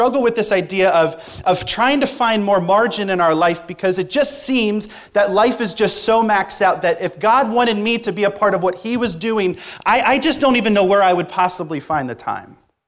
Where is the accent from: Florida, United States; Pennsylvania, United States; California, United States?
Pennsylvania, United States; Reading; moved away as an adult; now in Thessaloniki, Greece; I am from Reading, Pennsylvania.